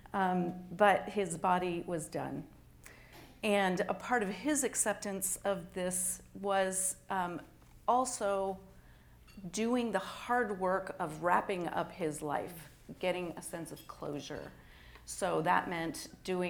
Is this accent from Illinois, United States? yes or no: no; Oregon, United States; moved away as an adult; now in Cleveland, United States; I'm originally from Oregon